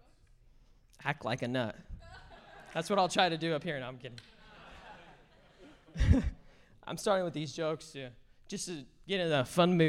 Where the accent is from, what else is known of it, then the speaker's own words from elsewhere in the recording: Bellingham, Washington, United States; I was born and raised in Bellingham, Washington